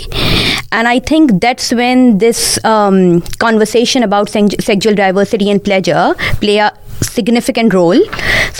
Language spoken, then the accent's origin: English; Pakistan; English is a second language; moved away as an adult; now in Australia; I was born and brought up in Pakistan.